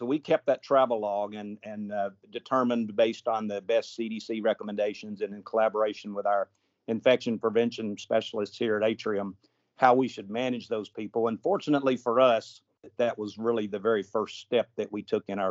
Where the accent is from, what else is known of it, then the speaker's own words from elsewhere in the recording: Tennessee, United States; moved away as an adult; also born or lived in Maryland / Georgia; now in North Carolina, United States; I am originally from Tennessee. I went to medical school there